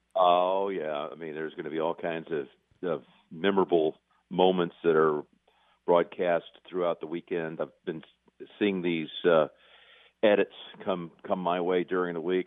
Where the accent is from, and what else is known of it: North Carolina, United States